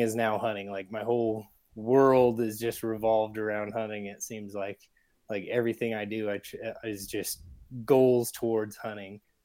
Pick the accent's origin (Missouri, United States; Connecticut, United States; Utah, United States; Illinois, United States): Utah, United States; Salt Lake City; I'm from Salt Lake, Utah. I'm born and raised here